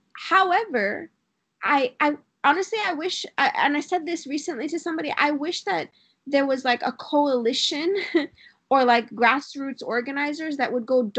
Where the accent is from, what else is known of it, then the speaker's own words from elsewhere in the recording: Miami, Florida, United States; we're from Miami.